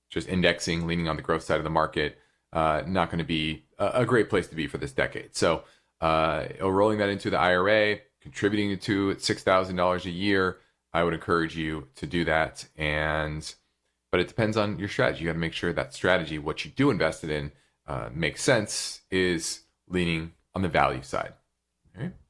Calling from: North Carolina, United States

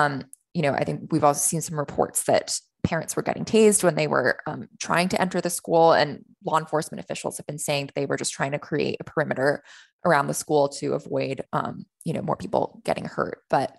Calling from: Austin, Texas, United States; I'm in Austin, Texas.

